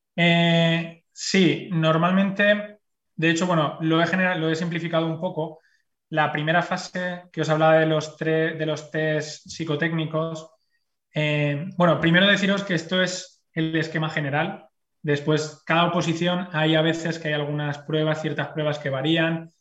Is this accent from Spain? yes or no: yes; Spain; moved away as an adult; now in Brussels, Belgium; la gente que venimos de España